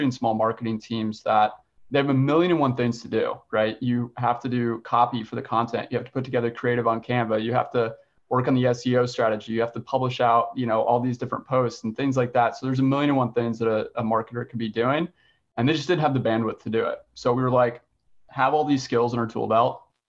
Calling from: Richmond, Virginia, United States; I'm calling in from Richmond, Virginia

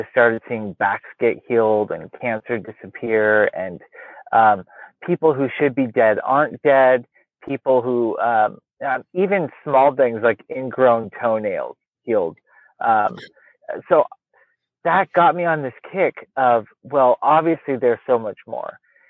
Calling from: Portland, Oregon, United States; We still have daylight. I'm in Portland, Oregon. Technically

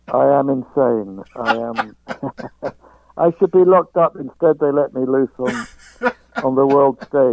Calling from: London, United Kingdom; I'm calling from London, England.

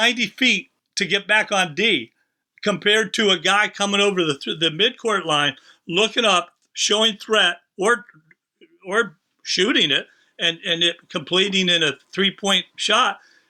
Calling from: Philadelphia, Pennsylvania, United States; I'm calling you from Philadelphia

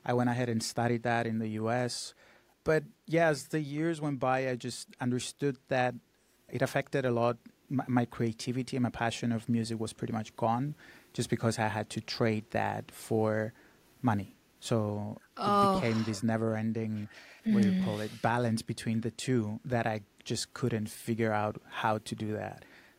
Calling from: Cyprus; I come to you from Cyprus. It's a very small island in the Mediterranean.

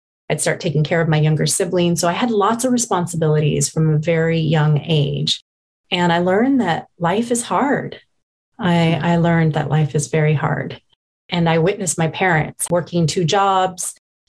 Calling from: Portland, Oregon, United States; I'm dialing in from Portland, Oregon. So the Pacific Northwest.

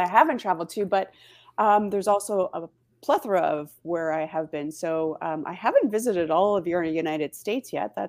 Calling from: Niagara, Ontario, Canada; I am in Ontario, in Canada.

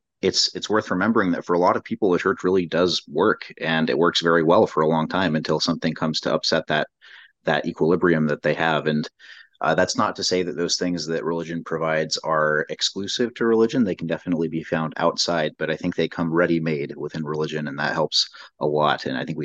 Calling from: San Antonio, Texas, United States; This is my first time one of the book clubs. I'm coming from San Antonio.

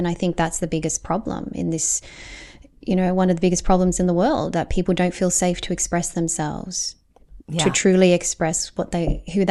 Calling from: Melbourne, Victoria, Australia; Yeah, I'm checking in from Melbourne, Australia, and it's really great

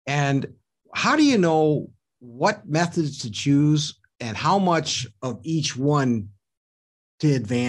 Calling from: Milwaukee, Wisconsin, United States; also born or lived in Hartford, Wisconsin; I'm calling you from Milwaukee, from WOKY Radio.

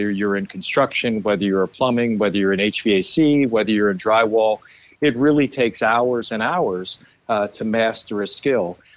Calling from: Lancaster, Pennsylvania, United States; Today I talk to you from Lancaster, Pennsylvania, which is home.

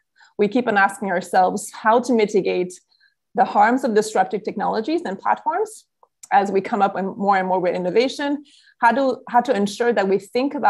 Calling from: Brazil; I'm connecting from Brazil, so I'm happy to also bring a lot of the Brazilian reality to the conversation today.

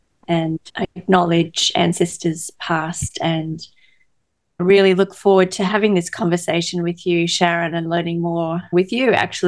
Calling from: New South Wales, Australia; I am joining from Darawal country here on the south coast of New South Wales. It's a beautiful part of Australia where the escarpment meets the ocean.

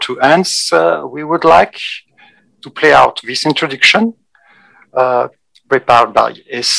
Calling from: Lyon, Auvergne-Rhône-Alpes, France; I'm Director of Technology and Standard at ATEME, and I'm streaming from Lyon, France.

